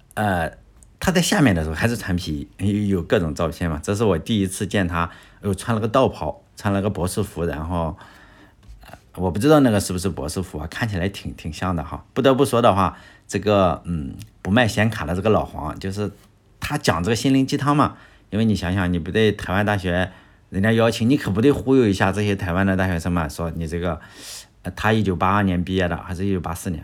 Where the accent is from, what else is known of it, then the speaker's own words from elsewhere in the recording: Shandong, China; 因为我没有出过国是吧？没什么见识。在我们这个山东人的眼里